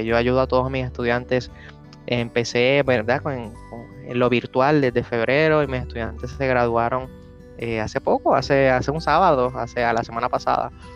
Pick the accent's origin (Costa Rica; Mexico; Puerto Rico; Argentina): Puerto Rico; nosotros somos boricuas o latinos